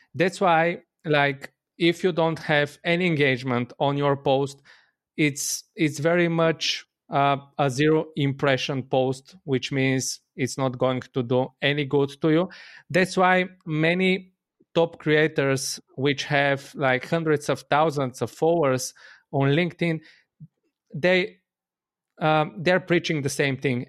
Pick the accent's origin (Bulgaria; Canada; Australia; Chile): Bulgaria; I'm from Bulgaria.